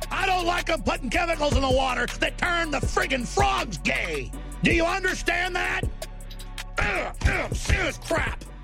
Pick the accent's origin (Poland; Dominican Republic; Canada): Canada; I'm a Canadian author, teacher, philosophical historian, and recovering conspiracist.